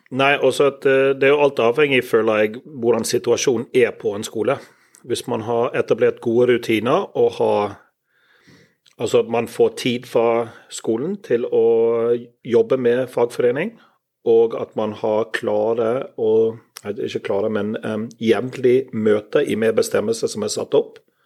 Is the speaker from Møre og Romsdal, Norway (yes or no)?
no; Bergen, Vestland, Norway; accent: Bergensk; jeg snakker bergensk